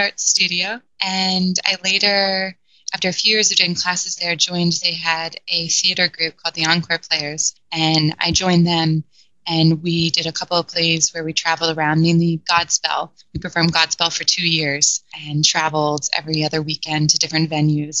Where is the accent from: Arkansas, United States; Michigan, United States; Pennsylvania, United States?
Pennsylvania, United States; West Chester; now in Los Angeles, United States; So I grew up outside of Philadelphia in Westchester, Pennsylvania, out sort of in the suburbs, countryside.